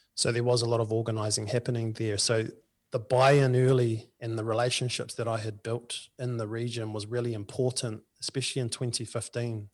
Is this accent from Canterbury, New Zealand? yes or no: no; Lower Hutt, Wellington, New Zealand; my hometown of the Hutt Valley